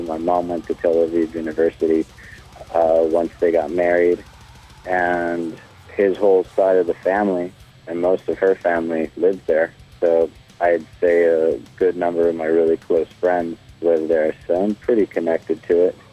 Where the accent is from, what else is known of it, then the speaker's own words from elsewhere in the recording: Cleveland, Ohio, United States; I was born in Cleveland, Ohio.